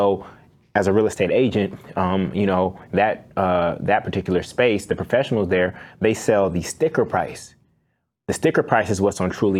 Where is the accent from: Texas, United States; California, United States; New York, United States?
California, United States; Oakland; I grew up in Oakland, California